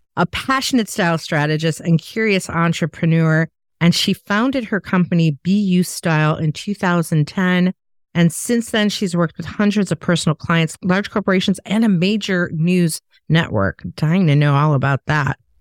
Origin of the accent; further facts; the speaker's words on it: Chicago, Illinois, United States; I'm from Chicago